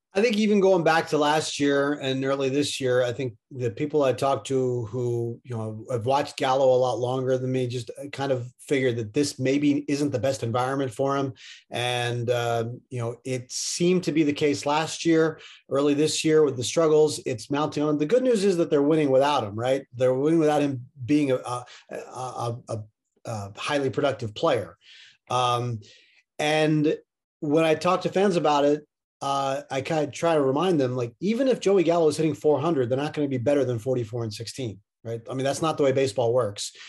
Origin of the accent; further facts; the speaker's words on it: Middletown, Pennsylvania, United States; I grew up in Middletown, Pennsylvania